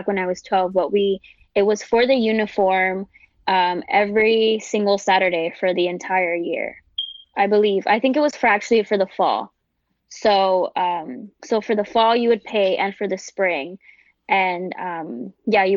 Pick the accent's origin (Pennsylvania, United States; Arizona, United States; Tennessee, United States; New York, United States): New York, United States; New York City; I grew up, born and raised in the South Bronx